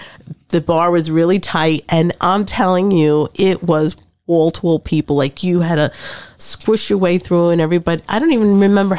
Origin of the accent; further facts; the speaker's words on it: New York City, New York, United States; moved away as an adult; now in Trenton, United States; I'm from New York, Brooklyn